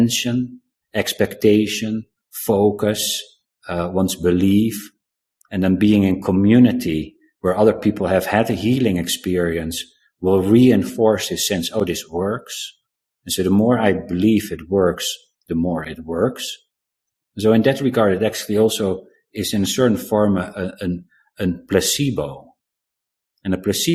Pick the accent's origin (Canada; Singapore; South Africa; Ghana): South Africa; moved away; I was born in South Africa